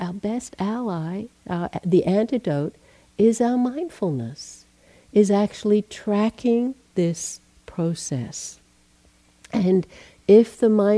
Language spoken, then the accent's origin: English; Australia; also born or lived in Asia / England; now in United States; I'm Australian, born in Australia, left there in 1980